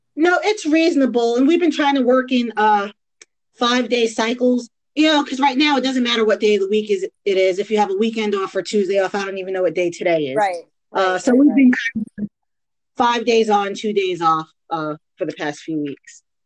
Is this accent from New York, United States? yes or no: yes; Long Island, New York, United States; moved away as an adult; also born or lived in Queens, New York / Maryland / New Jersey; now in Georgia, United States; I grew up in Long Island. Born in Queens, raised in Long Island